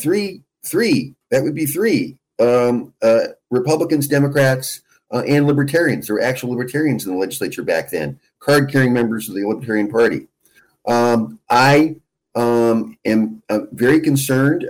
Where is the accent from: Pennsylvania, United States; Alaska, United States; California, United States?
Alaska, United States; Anchorage; I'm a lifelong Alaskan. I was born and raised in Anchorage